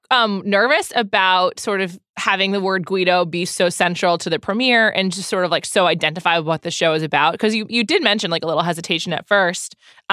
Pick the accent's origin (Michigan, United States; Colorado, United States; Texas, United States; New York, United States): New York, United States; now in Los Angeles, United States; I'm from New York as well. I live in LA now.